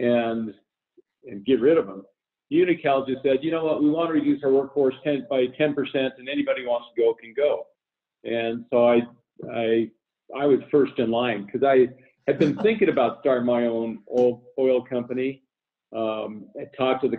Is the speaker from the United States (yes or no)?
yes; Denver, Colorado, United States; where I grew up in Denver